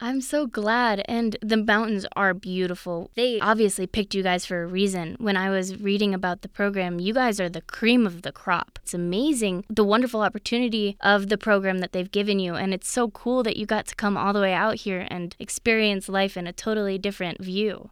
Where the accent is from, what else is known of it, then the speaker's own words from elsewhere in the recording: Missouri, United States; now in Colorado, United States; I grew up in Missouri